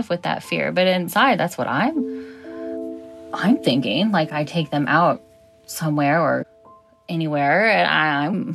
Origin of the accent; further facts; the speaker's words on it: United States; I am American.